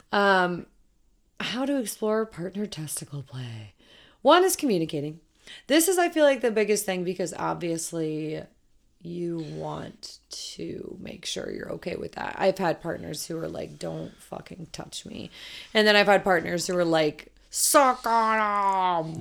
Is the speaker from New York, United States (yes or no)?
no; Colorado, United States; I'm from Colorado, or was raised in Colorado